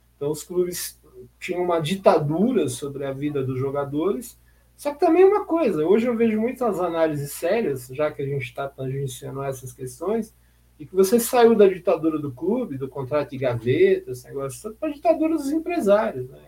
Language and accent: Portuguese; Jundiaí, São Paulo, Brazil; now in São Paulo, Brazil; eu não sou paulistano, eu nasci em Jundiaí